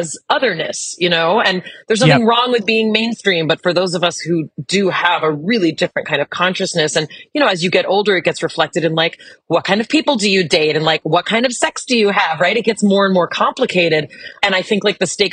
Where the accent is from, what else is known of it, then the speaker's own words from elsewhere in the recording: Los Angeles, California, United States; I grew up in the Melrose Fairfax district in like the heyday of the punk era.